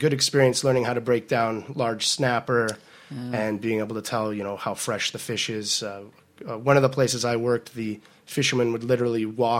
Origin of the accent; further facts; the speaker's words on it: Portland, Oregon, United States; also born or lived in Maui, Hawaii; now in Seattle, United States; Born and raised in Portland, Oregon